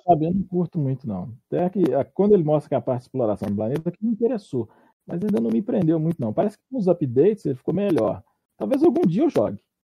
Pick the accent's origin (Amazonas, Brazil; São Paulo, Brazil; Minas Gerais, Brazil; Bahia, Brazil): Minas Gerais, Brazil; Eu sou de Minas.